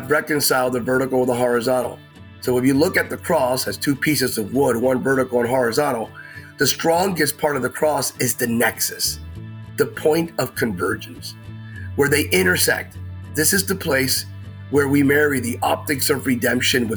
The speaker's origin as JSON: {"language": "English", "town": "Bethlehem", "region": "Pennsylvania", "country": "United States", "tie": "born or raised there", "moved": "yes", "lives_now": "Sacramento, United States", "said": "I was raised in Bethlehem, Pennsylvania. I'm a native of Pennsylvania in the Lehigh Valley, the old Rust Belt"}